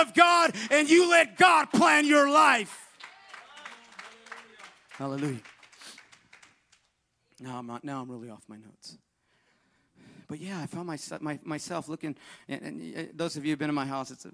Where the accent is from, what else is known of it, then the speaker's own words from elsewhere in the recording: Northern California, United States; moved away; I'm from NorCal